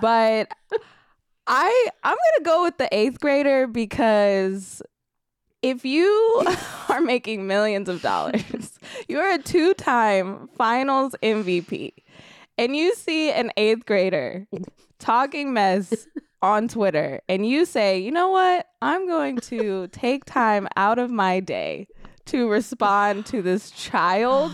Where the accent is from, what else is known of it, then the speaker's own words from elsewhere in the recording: Sacramento, California, United States; I'm from Sacramento